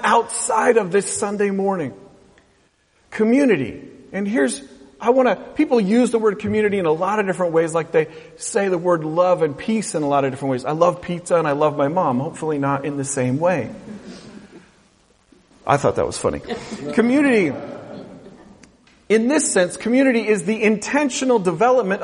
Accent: West Coast, United States; I grew up on the West Coast

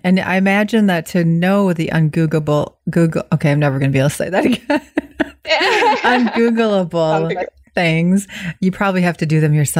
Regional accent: Midwest, United States; accent: Midwest; I know. I'm always trying to hide my Midwest accent. I think I'm getting pretty good at it, though, because people now start to think I'm Canadian.

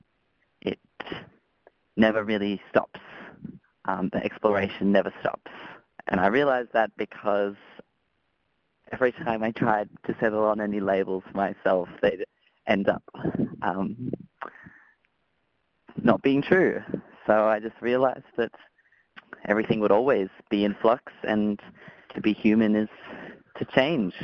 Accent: Melbourne, Victoria, Australia; I'm from Melbourne

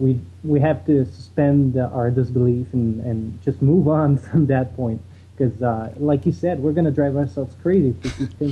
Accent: Montreal, Quebec, Canada; I'm from Montreal.

